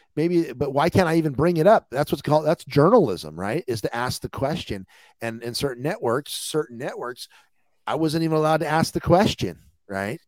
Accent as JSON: {"language": "English", "country": "United States", "said": "we as an American people"}